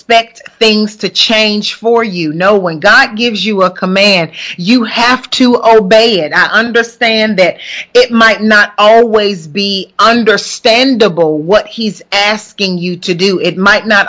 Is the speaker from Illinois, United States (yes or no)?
no; Huntsville, Alabama, United States; moved away; Tuning in all the way from Huntsville, Alabama, which just so happens to be my hometown in Huntsville, Alabama